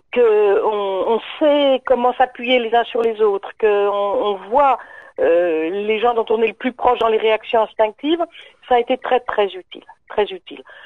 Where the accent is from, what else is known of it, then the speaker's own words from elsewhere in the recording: Paris, Île-de-France, France; je suis parisienne